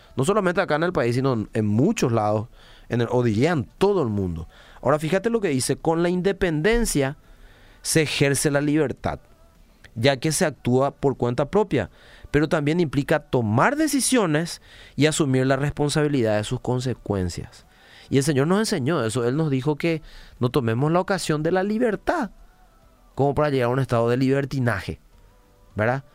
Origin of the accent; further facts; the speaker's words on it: Paraguay; como paraguayos